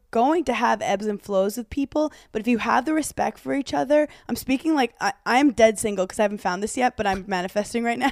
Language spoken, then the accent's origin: English; New York City, New York, United States; I'm such a New Yorker